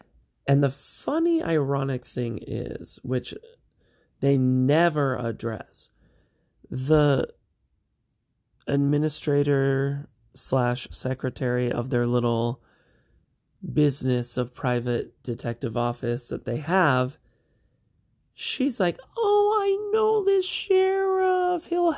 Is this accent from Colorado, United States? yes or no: no; Montana, United States; we're Montanans, okay? Sorry about that. We're from Montana.